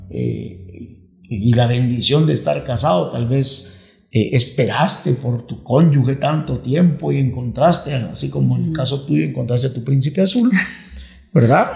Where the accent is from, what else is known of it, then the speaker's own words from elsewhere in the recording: Guatemala; moved away; also born or lived in Miami; los dos somos guatemaltecos